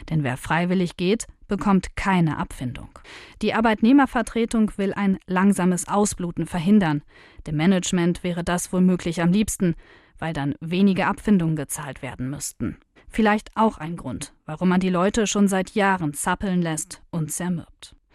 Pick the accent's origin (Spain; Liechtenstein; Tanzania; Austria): Spain; now in Germany; Ich komme aus Spanien, ist ja klar, dass ich dann auch